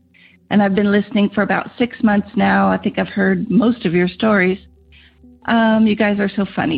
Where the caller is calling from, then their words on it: Rancho Cucamonga, California, United States; I'm calling from Rancho Cucamonga, California.